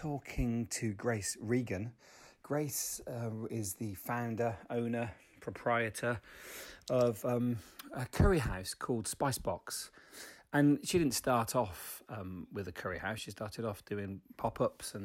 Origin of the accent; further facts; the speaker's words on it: Leicester, East Midlands, United Kingdom; moved away as an adult; also born or lived in Bradford; I grew up just outside Leicester.